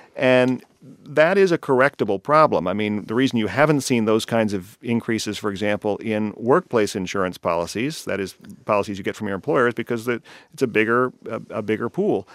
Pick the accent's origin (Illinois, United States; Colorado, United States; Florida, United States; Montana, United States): Colorado, United States; now in California, United States; in my home state of Colorado